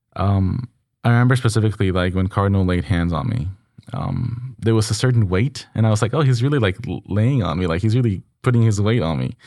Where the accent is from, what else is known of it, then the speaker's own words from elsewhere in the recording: Mexico; moved away; back in my hometown